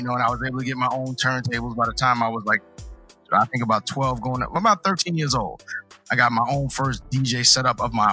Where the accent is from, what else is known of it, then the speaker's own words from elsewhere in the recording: New York City, New York, United States; moved away; also born or lived in Long Island; I was born in Brooklyn, so I'm a Brooklyn native